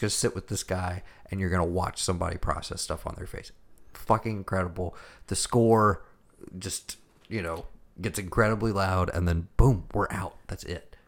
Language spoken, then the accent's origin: English; United States; As an American